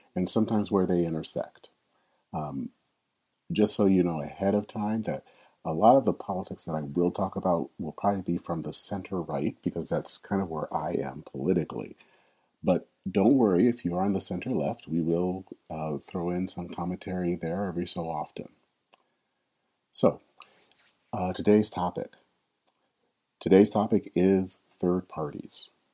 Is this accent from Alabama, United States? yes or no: no; Flint, Michigan, United States; now in Minneapolis, United States; I'm a native of Flint, Michigan